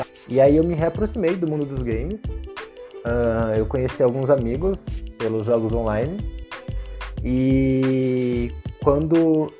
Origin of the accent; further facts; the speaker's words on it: São Paulo, Brazil; moved away as an adult; sou de São Paulo, capital